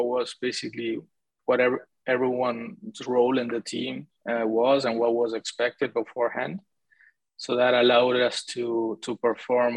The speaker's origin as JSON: {"language": "English", "country": "Argentina", "also_born_or_lived": "Canada", "moved": "as an adult", "said": "I'm originally from Argentina. I only went to Canada to study the MBA with these guys"}